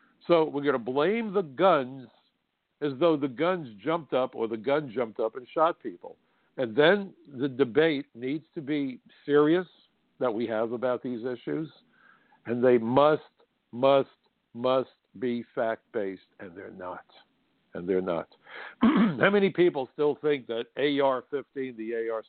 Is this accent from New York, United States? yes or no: yes; New York City, New York, United States; my hometown was attacked